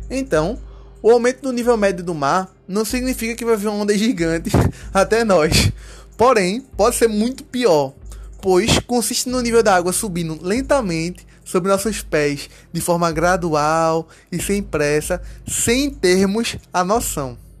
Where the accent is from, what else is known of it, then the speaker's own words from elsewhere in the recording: Recife, Pernambuco, Brazil; eu que sou da cidade de Recife